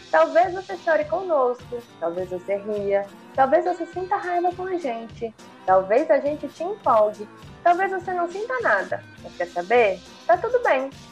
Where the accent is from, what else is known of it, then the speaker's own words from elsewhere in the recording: Cuiabá, Mato Grosso, Brazil; sou daqui de Cuiabá e minha família é daqui